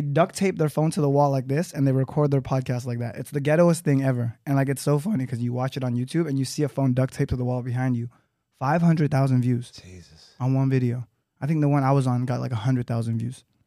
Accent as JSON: {"language": "English", "town": "Los Angeles", "region": "California", "country": "United States", "tie": "born or raised there", "said": "I grew up in Los Angeles, California"}